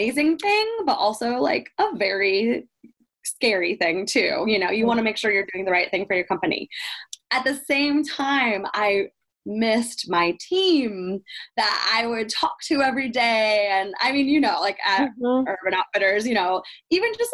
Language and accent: English; Iowa, United States; growing up in Iowa, my family, everybody's here for my family still